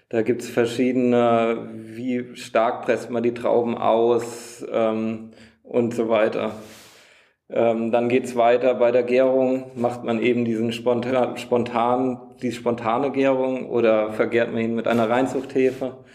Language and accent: German; Wachenheim, Rhineland-Palatinate, Germany; ich komme aus Wachenheim, da sieht man halt auch öfter mal einen Traktor und drumherum